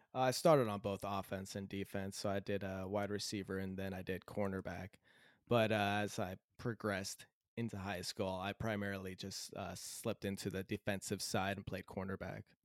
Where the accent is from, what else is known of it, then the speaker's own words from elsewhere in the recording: Southern California, United States; also born or lived in Idaho / greater Seattle area; now in Seattle area, United States; I was born in Southern California, and uh, my my mom, dad, brother, sister, all grew up in Southern California.